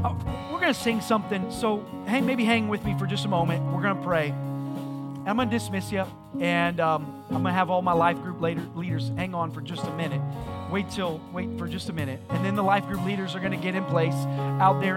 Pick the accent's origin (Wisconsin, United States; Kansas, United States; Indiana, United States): Indiana, United States; moved away; I was from Indiana